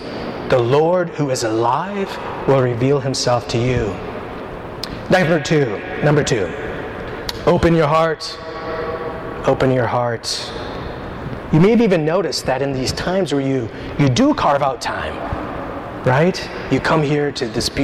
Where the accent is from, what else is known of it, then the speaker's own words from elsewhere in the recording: Minnesota, United States; moved away as an adult; now in New York, United States; I grew up in Minnesota